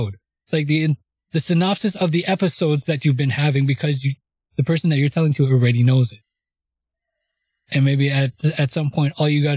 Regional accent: Canada; I'm Canadian. I'm going to say Gen Z.

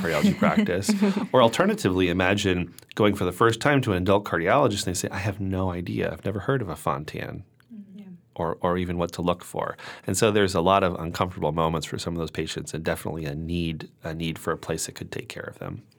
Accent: Connecticut, United States; moved away as an adult; also born or lived in Pittsburgh / New York; I am originally from Connecticut

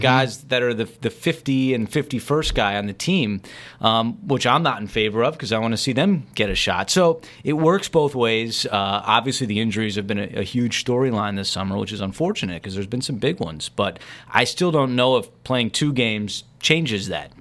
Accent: New Jersey, United States; growing up in New Jersey, I loved to watch Len Berman

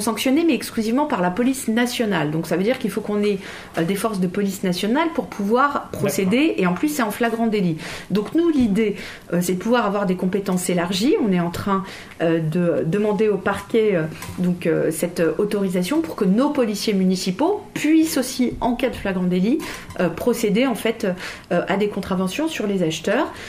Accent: Châtillon, Île-de-France, France; j'ai grandi à Châtillon, je n'ai connu en réalité que Châtillon

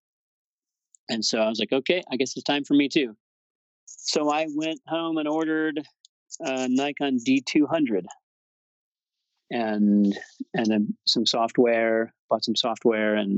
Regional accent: Colorado, United States; moved away; also born or lived in Boston / Fort Collins, Colorado; I decided to move to Colorado, which was actually my home state. That's where I was born

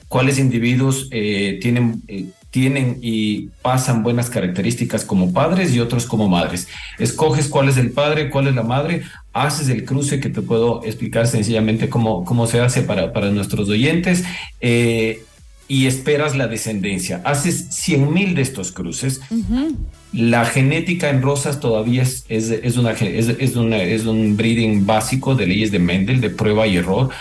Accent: Ecuador; yo como ecuatoriano

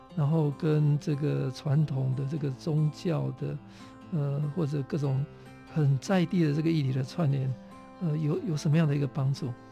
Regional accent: Taitung County, Taiwan; 我是台东人

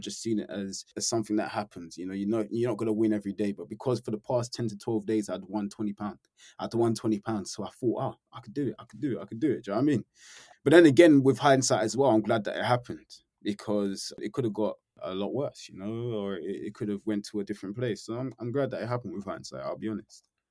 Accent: London, United Kingdom; born or raised there; now in Norfolk, United Kingdom

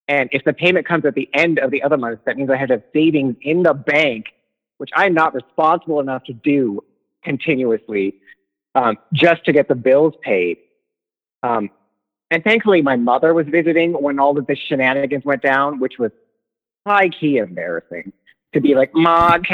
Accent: Midwest, United States; I'm from the Midwest, too, so, like, be passive-aggressive.

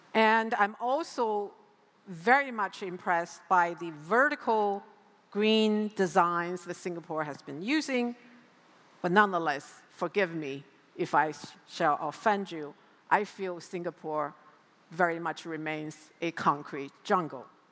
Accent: United States; also born or lived in New York City; my home country now, in the United States

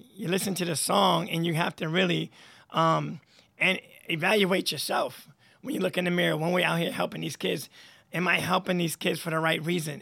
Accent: Troy, New York, United States; born and raised in Troy

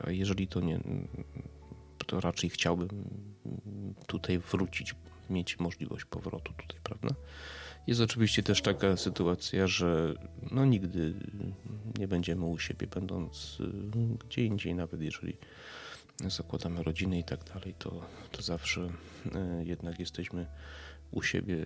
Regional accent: Poland; jestem Polakiem i cieszę się, że jestem Polakiem i cieszę się, że nie urodziłem się w Niemczech, we Francji, w Anglii czy w Stanach Zjednoczonych, tylko tutaj

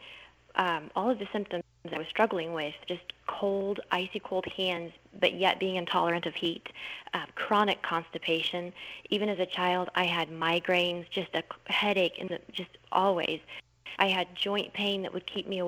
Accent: Missouri, United States; also born or lived in Pennsylvania; now in Texas, United States; I actually grew up in Missouri, and then through a series of circumstances ended up in Texas

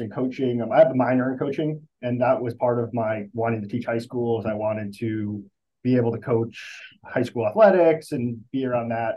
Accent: Armonk, New York, United States; moved away as an adult; also born or lived in Chapel Hill, North Carolina / South Bend, Indiana; now in New Jersey, United States; I'm from Armonk, New York originally, which is in Westchester County

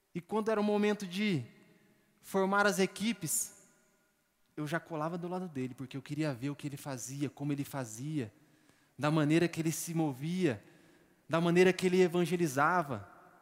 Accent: São Paulo, Brazil; moved away; Eu, eu e minha esposa, nós somos de São Paulo

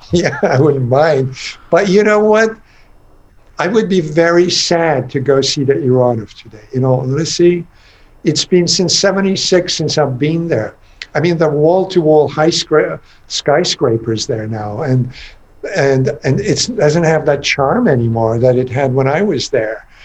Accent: England, United Kingdom; now in United States; I grew up in England and went to school there and then college in America and then later life in America

